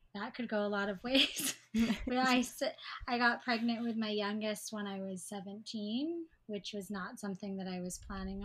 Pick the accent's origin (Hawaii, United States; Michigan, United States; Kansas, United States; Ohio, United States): Hawaii, United States; I live on Oahu. I was born and raised in Hawaii.